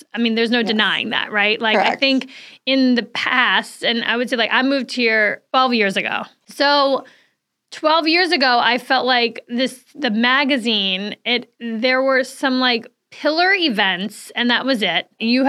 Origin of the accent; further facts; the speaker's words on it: Saratoga Springs, New York, United States; We're like, we're from, you know, upstate New York. Oh, where exactly? Well, right outside of Albany, Saratoga Springs.